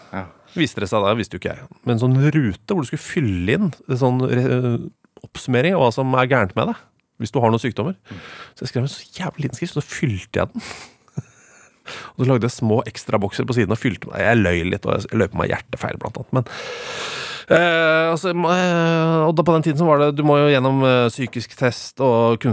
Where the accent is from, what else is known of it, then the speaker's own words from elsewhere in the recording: Oslo, Norway; Eh, det er jo drabant drabantby Oslo, da. Sørøst-Oslo.